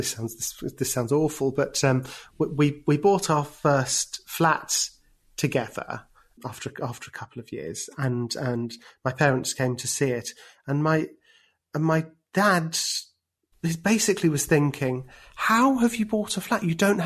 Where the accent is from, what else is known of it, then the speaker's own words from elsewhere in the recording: London, United Kingdom; moved away; I'd always thought of myself as being a Londoner. It had never really occurred to me that moving out of London would be something I could do.